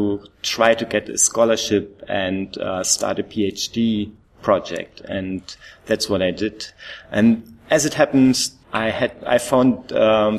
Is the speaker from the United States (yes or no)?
no; East Germany, Germany; first language German; English is a second language; moved away as an adult; now in Australia; I was raised in East Germany